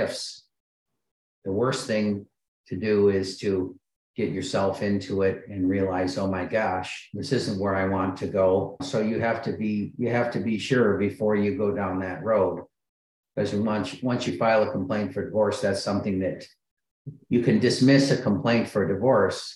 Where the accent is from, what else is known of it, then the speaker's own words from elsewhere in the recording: Michigan, United States; I grew up in Michigan